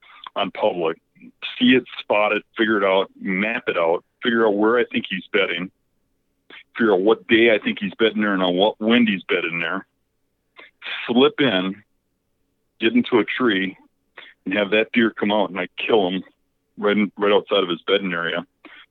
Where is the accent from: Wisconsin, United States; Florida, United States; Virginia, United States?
Wisconsin, United States; I grew up in Wisconsin